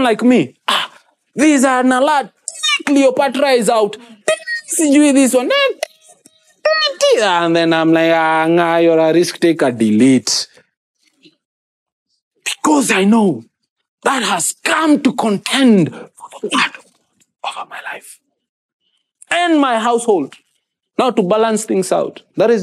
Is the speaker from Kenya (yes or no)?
yes; Kenya; first language Kikuyu; English is a second language